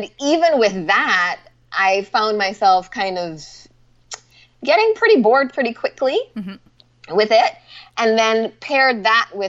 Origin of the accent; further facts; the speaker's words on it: Barbados; moved away; also born or lived in Atlanta; I was born and raised in Barbados.